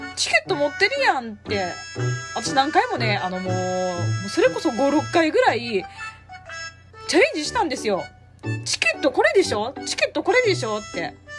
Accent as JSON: {"language": "Japanese", "region": "Osaka", "country": "Japan", "said": "私大阪人なんで"}